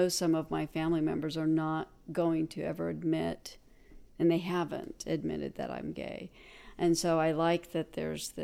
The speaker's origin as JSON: {"language": "English", "region": "Nevada", "country": "United States", "moved": "yes", "said": "I'm from Nevada"}